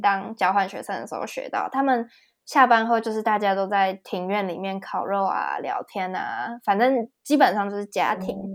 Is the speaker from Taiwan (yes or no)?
yes; Taiwan; moved away as an adult; also born or lived in Regensburg, Germany; now in Frankfurt, Germany; 对我们台湾人来说，就是 A B C D 是最简单的